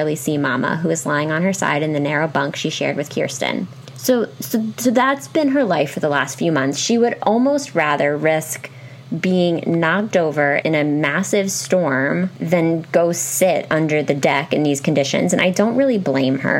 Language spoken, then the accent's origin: English; Pennsylvania, United States; I was raised in Pennsylvania, so really, like, we went hard on Ben Franklin